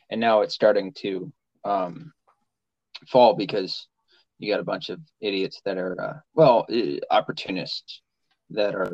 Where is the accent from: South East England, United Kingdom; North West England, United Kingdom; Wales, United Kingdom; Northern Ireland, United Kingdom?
Wales, United Kingdom; Yeah, the I'm Welsh. not a fan